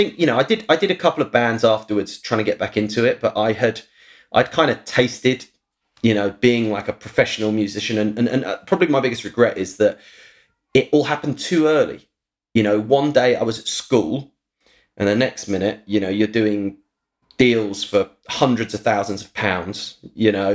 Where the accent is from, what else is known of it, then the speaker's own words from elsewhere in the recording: St Albans, East of England, United Kingdom; moved away; my hometown, St. Albans.